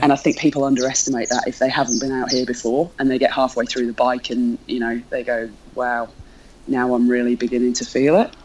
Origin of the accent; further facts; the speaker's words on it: North Wales, United Kingdom; now in Melbourne, Australia; I live in Melbourne. I'm from North Wales in the UK originally